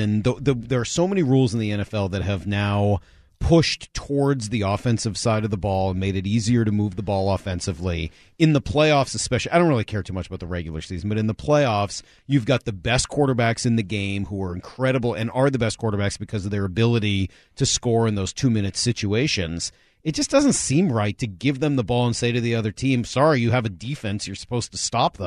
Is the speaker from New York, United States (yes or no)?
no; Boston, Massachusetts, United States; we were growing up in Boston